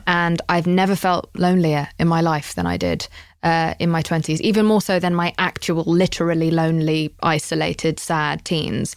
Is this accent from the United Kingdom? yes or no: yes; United Kingdom; I'm British